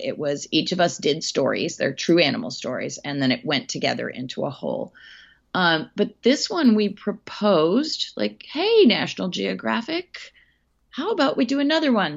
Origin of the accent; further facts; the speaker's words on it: Hatfield, Massachusetts, United States; my hometown um, in Hatfield, Massachusetts